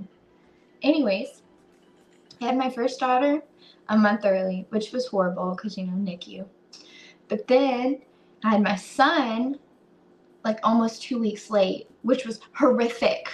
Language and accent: English; United States; as an American